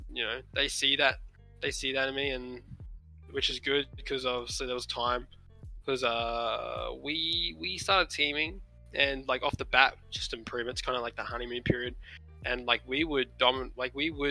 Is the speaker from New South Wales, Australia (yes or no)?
no; Brisbane, Queensland, Australia; we're all from Brisbane